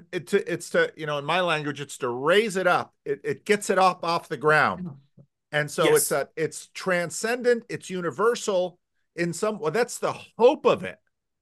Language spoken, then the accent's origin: English; United States; I'm Protestant. I'm American.